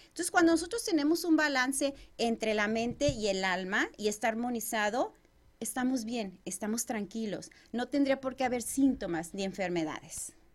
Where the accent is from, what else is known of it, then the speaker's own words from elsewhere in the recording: Chihuahua, Mexico; moved away as an adult; now in Arizona, United States; yo soy originaria de Chihuahua, México. Tengo ya alrededor de 19 años viviendo en este país